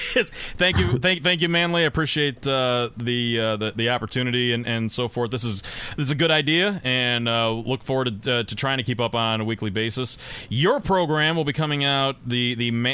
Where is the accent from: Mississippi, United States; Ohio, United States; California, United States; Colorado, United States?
Ohio, United States; Northeastern; I was born in Northeastern Ohio